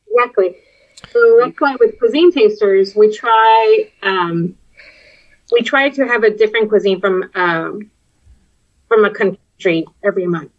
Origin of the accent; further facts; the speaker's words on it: Texas border, United States; accent: Texas border accent; moved away as an adult; now in Boston, United States; it's a very specific accent because I was raised in Texas, right? Um, so and I was also in the border, and the border mm. has its own weird accent